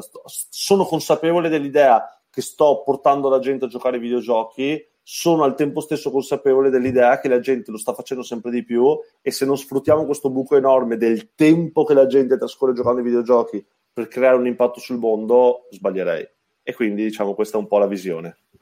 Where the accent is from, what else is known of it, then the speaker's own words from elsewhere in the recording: Treviso, Veneto, Italy; accent: Treviso; Treviso, come si sente dal mio accento